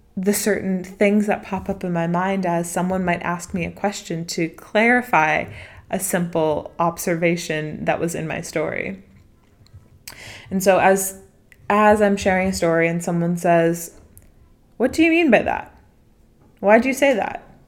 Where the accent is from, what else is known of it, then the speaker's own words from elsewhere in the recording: DC, New England, United States; moved away as an adult; also born or lived in Washington, D.C.; now in Bali, Indonesia; me being American and coming from my set of experiences, which bring me back to m, to me growing up in New England, in D C